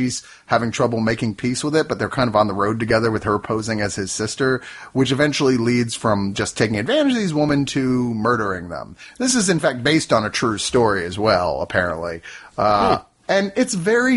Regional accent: Virginia, United States; I grew up in Virginia

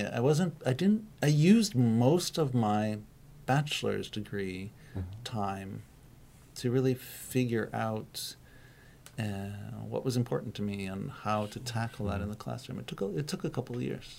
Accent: United States; moved away as an adult; also born or lived in Trondheim, Norway / Tromsø, Norway; now in Norway; because I come from the states

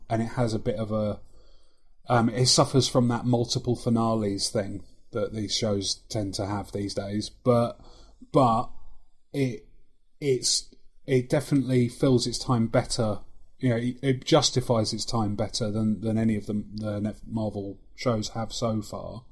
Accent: London, United Kingdom; accent: London; moved away; can you hear London creeping into my accent

